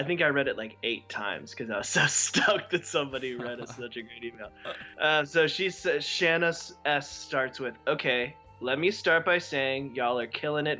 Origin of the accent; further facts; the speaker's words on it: Texas, United States; I'm from Texas, so maybe that's why I thought he was an exceptional addition